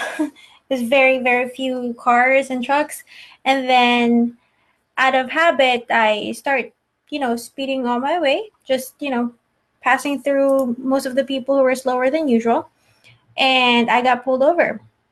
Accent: New Hampshire, United States; since I'm from New Hampshire, I have a New Hampshire plate and my license is in New Hampshire.

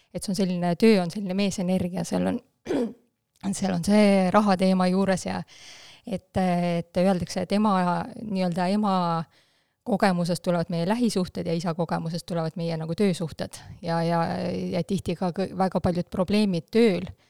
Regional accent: Haapsalu, Lääne County, Estonia; first language Russian; Estonian is a second language; mina olen pärit väiksest linnast, Haapsalust, ja tegelikult täiesti äh, venekeelsest perest

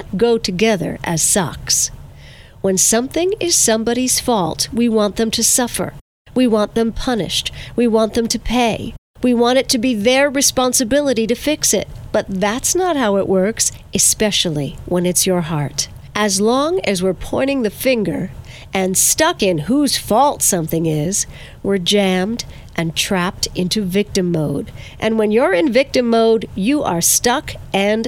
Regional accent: Verplanck, New York, United States; the Mount Carmel Food Pantry in my hometown of Verplank

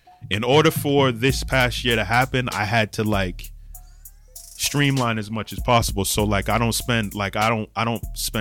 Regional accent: Boston, Massachusetts, United States; I'm from Boston

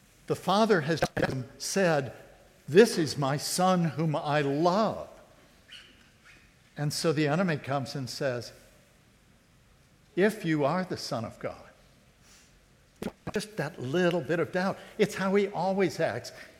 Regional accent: North Carolina, United States; I was from North Carolina

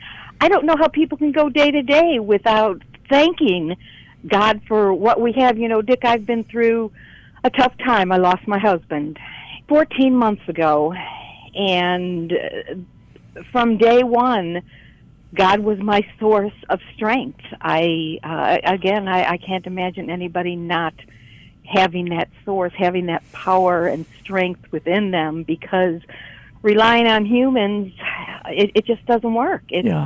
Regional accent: Chicago, Illinois, United States; I am now in Chicago. Yeah. I grew up in Chicago, and I have family here, and I needed to be around them.

